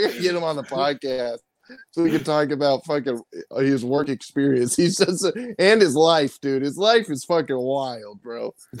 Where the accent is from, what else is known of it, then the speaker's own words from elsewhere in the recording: Arizona, United States; Growing up in Arizona